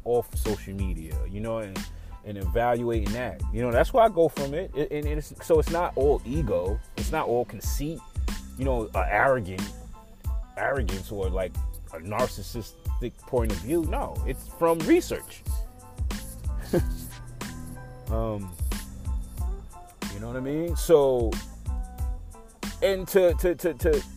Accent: New York, United States; I'm from New York, but I was never considered that obnoxious New Yorker.

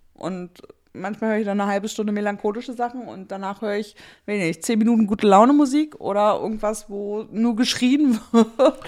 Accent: Germany; als Deutsche

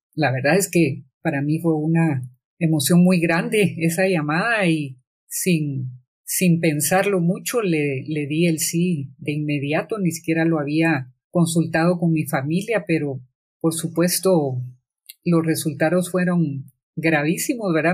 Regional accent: Guatemala; mujer, eh, tanto guatemalteca como centroamericana

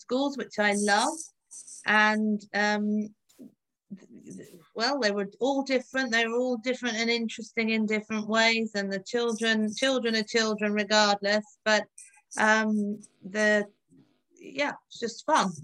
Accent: London, United Kingdom; also born or lived in Oxford; I grew up in the suburbs of London, so not very exciting

